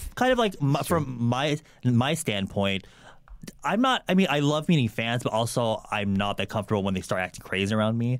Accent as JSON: {"language": "English", "region": "California", "country": "United States", "tie": "born or raised there", "also_born_or_lived": "Guam / Philippines"}